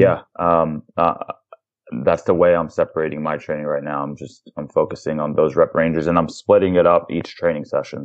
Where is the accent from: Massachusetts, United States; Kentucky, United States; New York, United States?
New York, United States; I'm a New Yorker. I'm from New York